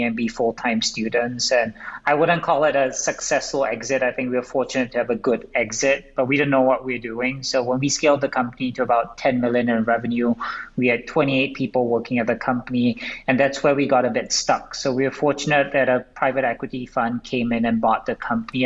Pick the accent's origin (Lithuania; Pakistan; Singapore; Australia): Singapore; moved away as an adult; now in United States; I grew up in Singapore.